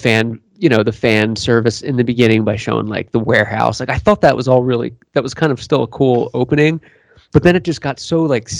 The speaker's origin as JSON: {"language": "English", "town": "Philadelphia", "region": "Pennsylvania", "country": "United States", "said": "I'm from Philadelphia."}